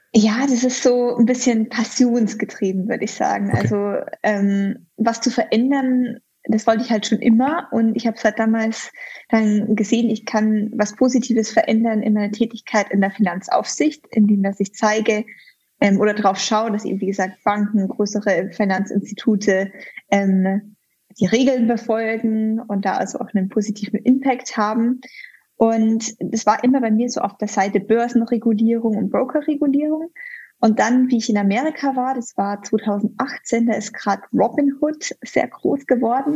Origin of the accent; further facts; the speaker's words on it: near Chiemsee, Bavaria, Germany; moved away as an adult; also born or lived in Munich / United Kingdom / London / Washington DC; ich bin in der Nähe vom Chiemsee aufgewachsen